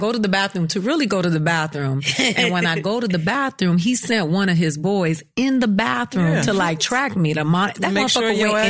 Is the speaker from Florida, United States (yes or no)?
yes; Miami, Florida, United States; I'm from Miami.